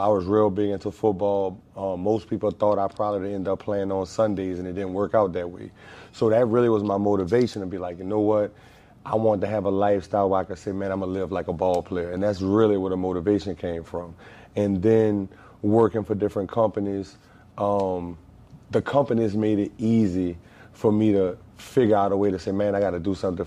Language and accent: English; Marrero, Louisiana, United States; I'm actually a West Bank cat, man. I'm from Marrero Project